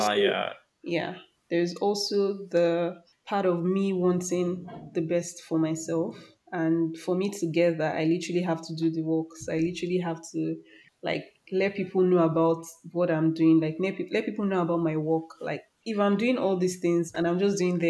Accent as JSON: {"language": "English", "country": "Nigeria", "said": "as a Nigerian"}